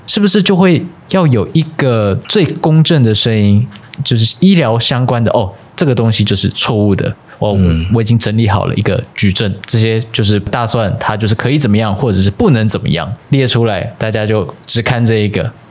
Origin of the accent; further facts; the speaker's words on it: Taiwan; 以现在我是身为一个台湾人的出发点